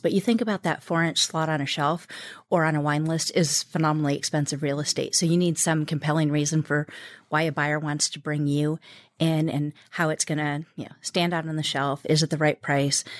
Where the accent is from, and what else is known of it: United States; born or raised there